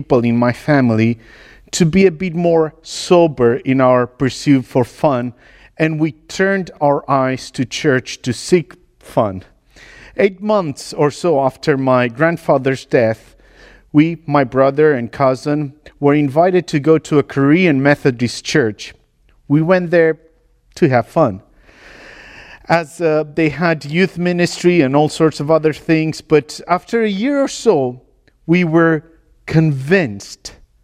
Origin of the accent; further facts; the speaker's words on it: Romania; moved away as an adult; also born or lived in L'Aquila, Italy / United Kingdom / Sulaymaniyah, Iraq; I was born in Romania into a gypsy tribe in 83 during communism